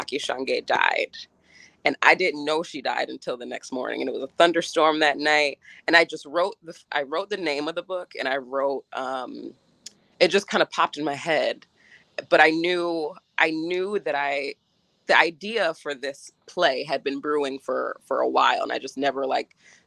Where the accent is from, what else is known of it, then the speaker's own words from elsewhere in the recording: Woodstock, New York, United States; I was born in Woodstock, New York